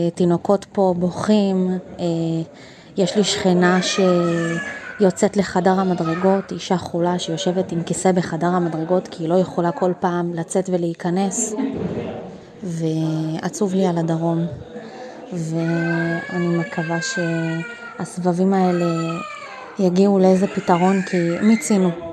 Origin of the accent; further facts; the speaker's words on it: Ashkelon, Southern District, Israel; חזרתי לאשקלון, אה, עיר הולדתי פול טיים